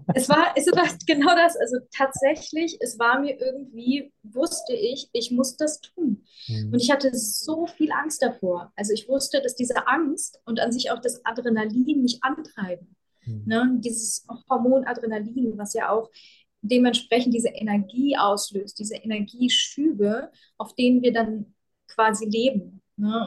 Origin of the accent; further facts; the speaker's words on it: Germany; also born or lived in Ukraine; während ich aufgewachsen bin in Deutschland